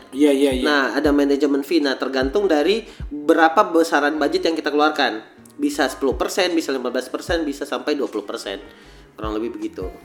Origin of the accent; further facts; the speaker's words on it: Makassar, South Sulawesi, Indonesia; karena saya pengen kotaku juga bisa lebih maju lah, bisa bersaing sama ibu kota. Iya, ajari juga supaya ndak suka cerita jelek orang. Kalau kembali ke Makassar, tak.